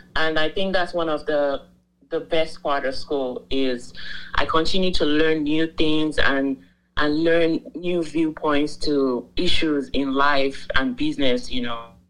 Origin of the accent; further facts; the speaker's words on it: Nigeria; moved away as an adult; now in United States; I'm Nigerian. I'm from the Pride of Africa. I moved to the US in 2018 for my master's in law